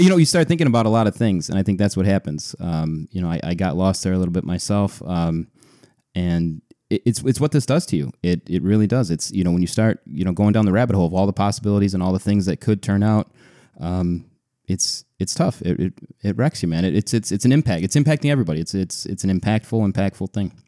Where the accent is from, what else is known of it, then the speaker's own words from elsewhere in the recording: Buffalo, New York, United States; my hometown Buffalo Sabres